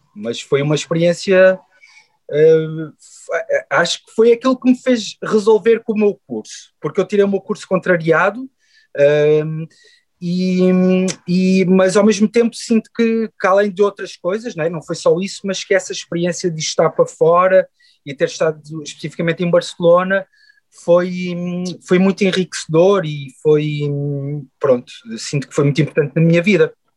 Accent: Queluz, Lisbon, Portugal; also born or lived in Chaves; cresci em Queluz, no Montabrão, ali na linha de Sintra

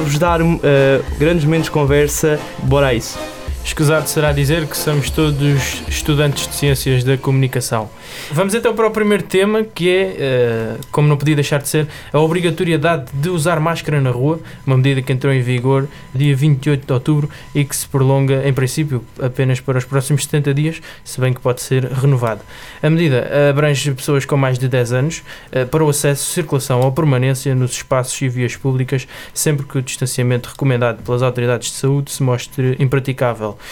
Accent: Montijo, Setúbal, Portugal; tenho 20 anos e sou do Montijo

